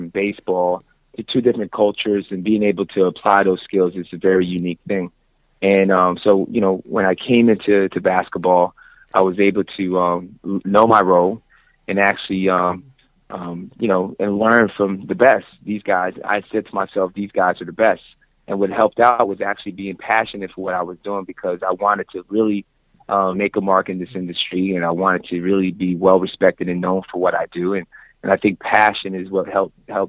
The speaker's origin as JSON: {"language": "English", "town": "Orlando", "region": "Florida", "country": "United States", "tie": "born or raised there", "moved": "as an adult", "said": "finally ended up back to my hometown here in Orlando"}